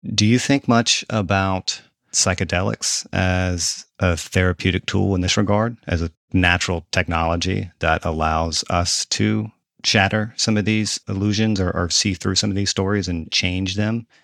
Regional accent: the South, United States; I'm a Southerner

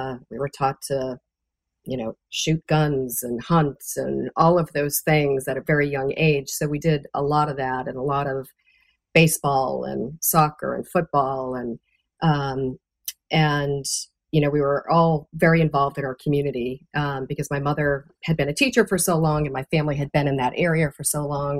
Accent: Raynham, Massachusetts, United States; moved away as an adult; also born or lived in Taunton, Massachusetts; I grew up in Raynham

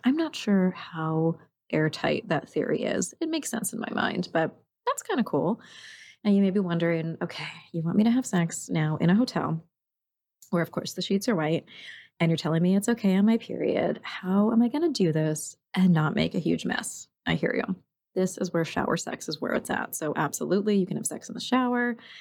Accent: New York, United States; now in Oregon, United States; I grew up in New York.

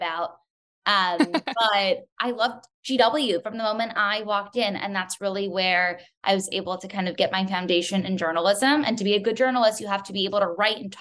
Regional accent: New York City, New York, United States; I grew up on the Upper East Side of Manhattan

